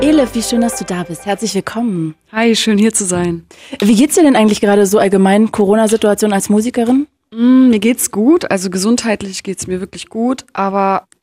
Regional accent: Berlin, Germany; ich komme aus Berlin

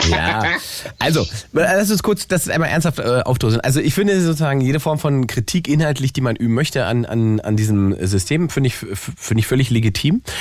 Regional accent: Cologne, North Rhine-Westphalia, Germany; Hallo Ingmar, ich bin aus Köln. Aus Köln

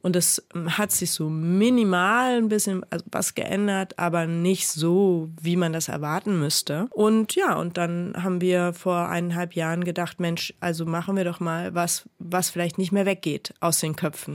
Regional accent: Berlin, Germany; Aufgewachsen bin ich in Marienfelde und Neukö in Neukölln zur Schule gegangen

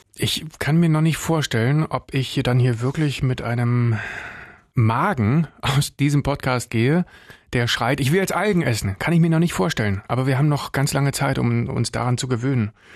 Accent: Brandenburg, Germany; bei uns in Brandenburg

